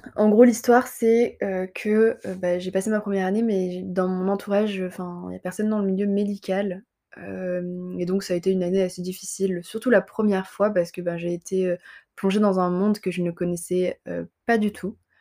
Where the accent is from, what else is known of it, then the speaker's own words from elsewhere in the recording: Montpellier, Occitania, France; also born or lived in Avignon; je suis montpelliéraine et euh, j'ai grandi dans le sud, globalement. Enfin, globalement, dans le sud, si on considère que Avignon c'est le sud